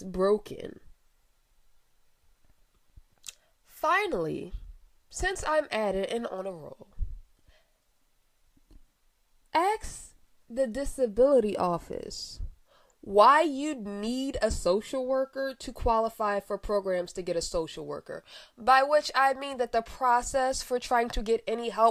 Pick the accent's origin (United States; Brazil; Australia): United States; Philadelphia, Pennsylvania; As a Philadelphian